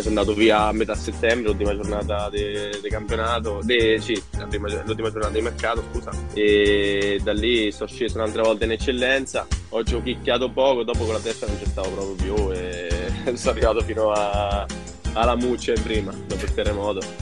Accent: Pieve Bovigliana, Marche, Italy; io sono della Pieve, Pieve Bovigliana

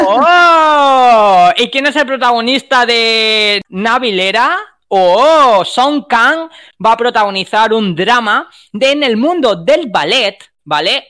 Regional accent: Spain; nosotros como españoles

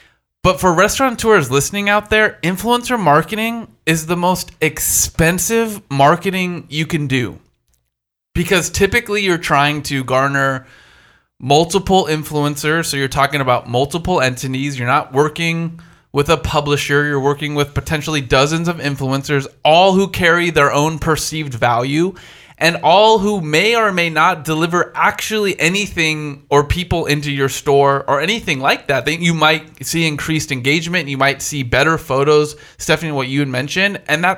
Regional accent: East Coast, United States; I'm from the East Coast, I'm a bit aggressive, and my shit's going to be dope.

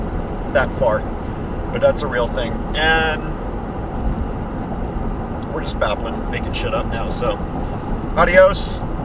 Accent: Texas, United States; moved away as an adult; growing up in Texas

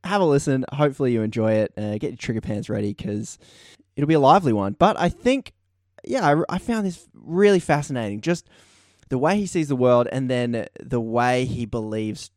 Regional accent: Australia; accent: Australian; my Australian accent

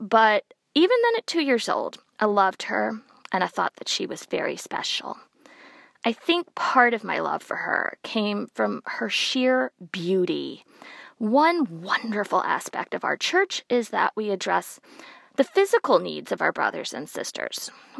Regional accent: New Orleans, Louisiana, United States; New Orleans, my hometown. I'm a cradle Catholic, and my faith has always been a crucial part of my identity.

